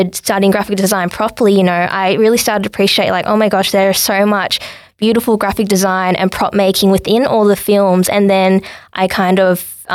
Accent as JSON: {"language": "English", "town": "Sydney", "region": "New South Wales", "country": "Australia", "tie": "born or raised there", "said": "I was born in Sydney with my parents"}